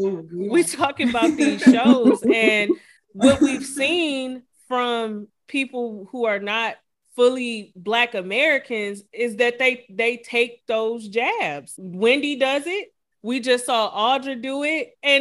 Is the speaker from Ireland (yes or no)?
no; Ghana; Well, I'm Ghanaian, so you don't do that to me.